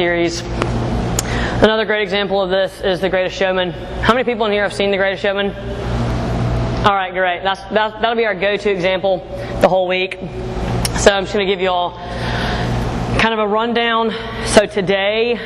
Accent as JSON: {"language": "English", "town": "Jackson", "region": "Mississippi", "country": "United States", "also_born_or_lived": "Birmingham, Alabama", "said": "I am from Jackson, Mississippi"}